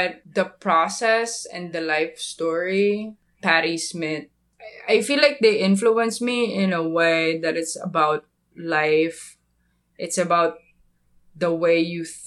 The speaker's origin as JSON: {"language": "English", "country": "Philippines", "said": "I'm from the Philippines."}